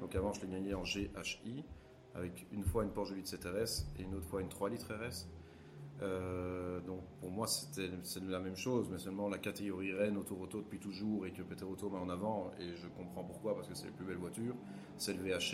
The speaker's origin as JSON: {"language": "French", "country": "Belgium", "said": "chez nous en Belgique"}